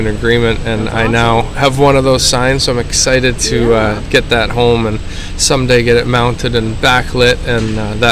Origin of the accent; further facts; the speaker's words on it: Glencoe, Ontario, Canada; I'm from Glencoe, Ontario, Canada